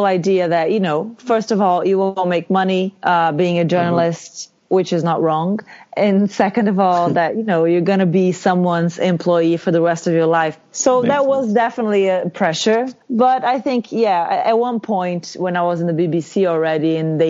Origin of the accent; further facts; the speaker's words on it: Feira de Santana, Bahia, Brazil; moved away; also born or lived in Salvador, Brazil / São Paulo, Brazil; I'm from Feira de Santana, which is sort of the second city in the state